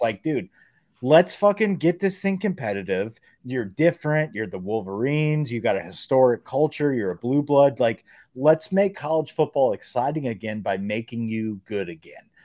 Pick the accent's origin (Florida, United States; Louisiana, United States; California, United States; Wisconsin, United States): Louisiana, United States; Metairie; Metairie, I grew up in the Ville